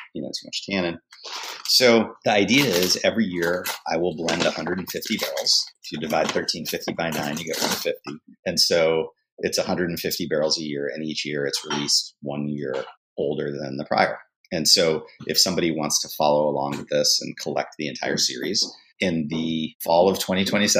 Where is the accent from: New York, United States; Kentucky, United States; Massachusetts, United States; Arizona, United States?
Massachusetts, United States; outside of Boston; moved away as an adult; now in New Orleans, United States; I grew up in Massachusetts